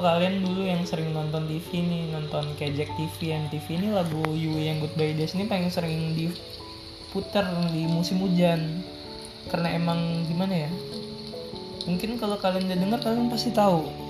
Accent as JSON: {"language": "Indonesian", "town": "South Tangerang", "region": "Banten", "country": "Indonesia", "said": "Kita mah orang Betawi"}